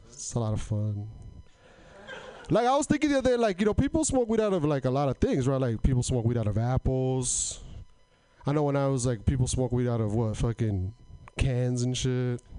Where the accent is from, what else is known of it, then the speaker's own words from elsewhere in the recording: Portland, Oregon, United States; I'm from Portland